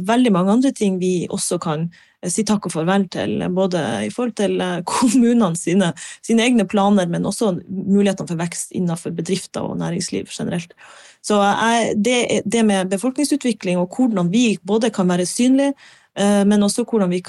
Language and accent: Norwegian; Harstad, Troms, Norway; når jeg flytta fra Harstad, så var ikke tanken min nødvendigvis at jeg skulle tilbake til Nord-Norge.